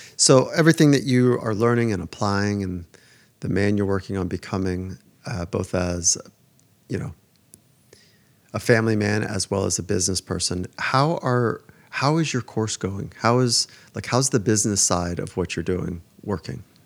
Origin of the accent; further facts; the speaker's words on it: Southern California, United States; I would skate as a young kid growing up in Southern California